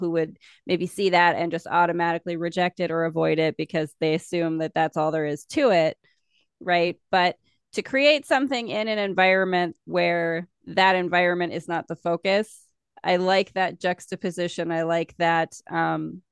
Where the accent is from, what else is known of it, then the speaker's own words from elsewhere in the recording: South Dakota, United States; I'm from South Dakota. It's a conservative state.